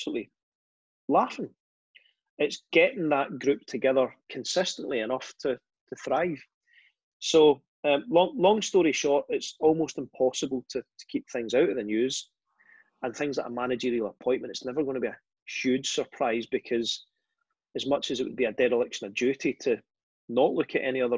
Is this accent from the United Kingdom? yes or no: yes; Glasgow, Scotland, United Kingdom; I grew up in Castlemore.